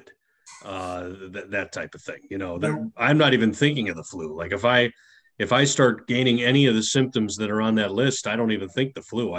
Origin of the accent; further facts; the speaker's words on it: Chicago, Illinois, United States; I grew up in Chicago